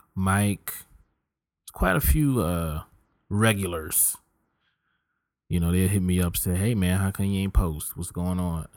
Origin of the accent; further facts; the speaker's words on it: Richmond, Virginia, United States; moved away; also born or lived in Philadelphia, Pennsylvania / Tulsa, Oklahoma; this East Coast boy who's born in Philly, raised in Richmond